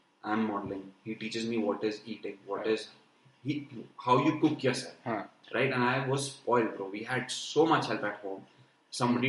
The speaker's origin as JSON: {"language": "English", "country": "India", "said": "As an Indian"}